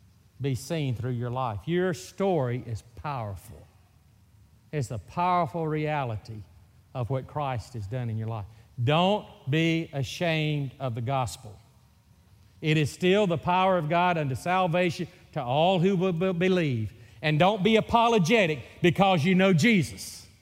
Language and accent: English; Mississippi, United States; accent: Mississippi; I'm from Mississippi. You're going to get so used to this Mississippi accent that you're going to say, man, that is a hillbilly from Mississippi.